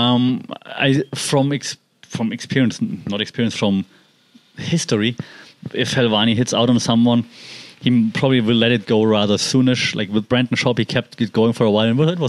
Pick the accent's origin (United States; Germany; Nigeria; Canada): Germany; I'm from Europe. I mean, Germany and Poland